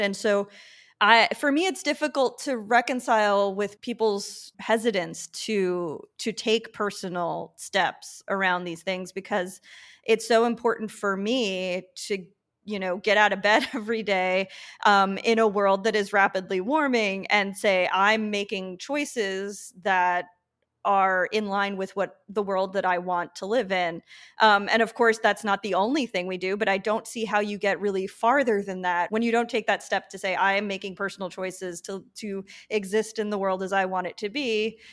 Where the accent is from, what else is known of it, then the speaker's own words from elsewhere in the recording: Long Island, New York, United States; moved away as an adult; also born or lived in Brooklyn, New York; now in San Juan, Puerto Rico; I grew up on Long Island